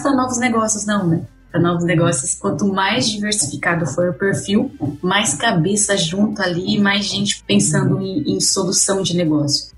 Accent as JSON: {"language": "Portuguese", "town": "Pederneiras", "region": "São Paulo", "country": "Brazil", "accent": "interior paulista (caipira R)", "said": "sou do interior de São Paulo, acho que o sotaque entrega um pouco, né? Ele é bem puxado ainda, tem um R bem. Não. sou de Pederneiras"}